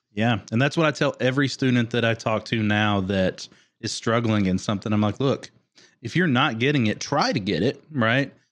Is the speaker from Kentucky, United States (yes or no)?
yes; Kentucky, United States; moved away as an adult; also born or lived in Orlando; growing up in Kentucky